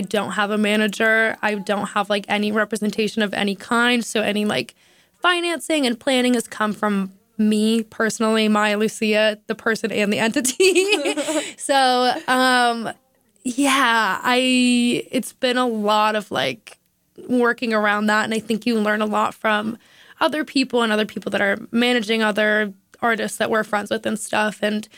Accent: Minneapolis, Minnesota, United States; I'm from Minneapolis originally, so I feel like that's kind of embarrassing to me.

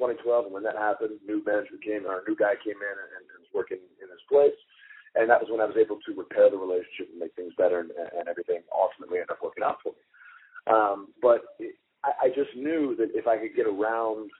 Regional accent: Hagerstown, Maryland, United States; moved away as an adult; also born or lived in Cincinnati, Ohio; I'm from Maryland originally. I was born and raised in Hagerstown.

